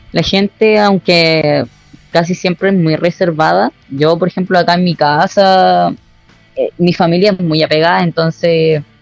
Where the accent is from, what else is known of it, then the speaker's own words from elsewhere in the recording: Osorno, Los Lagos, Chile; also born or lived in Viña del Mar; Sí, yo he vivido, bueno, siempre he vivido acá. Eh, hubo un momento en donde me fui de Osorno, pero volví.